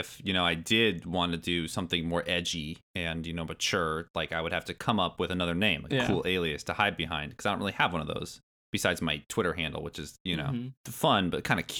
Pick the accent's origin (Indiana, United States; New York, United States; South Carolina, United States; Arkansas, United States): Indiana, United States; also born or lived in Michigan / New Orleans, Louisiana / Billings, Montana; I was born in Michigan. We moved to New Orleans, Louisiana, and then we moved to Billings, Montana, and then we moved to Indiana, where I still currently reside. And that was all before third grade.